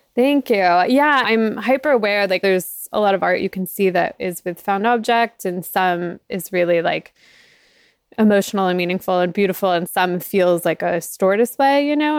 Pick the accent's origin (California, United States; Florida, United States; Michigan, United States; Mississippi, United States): Florida, United States; South; moved away; I grew up in South Florida